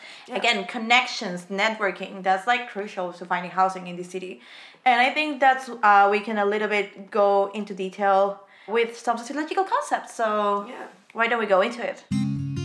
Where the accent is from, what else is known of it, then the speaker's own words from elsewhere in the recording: Peru; moved away as an adult; now in Amsterdam, Netherlands; born and raised in Peru